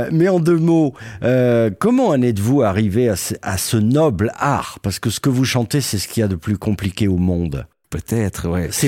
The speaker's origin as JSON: {"language": "French", "country": "Netherlands"}